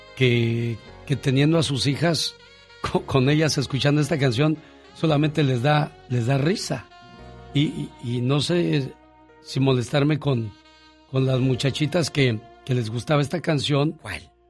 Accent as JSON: {"language": "Spanish", "town": "Namiquipa", "region": "Chihuahua", "country": "Mexico", "moved": "yes", "said": "un día salí de Namiquipa, Chihuahua. Pero Namiquipa, Chihuahua nunca salió de mí."}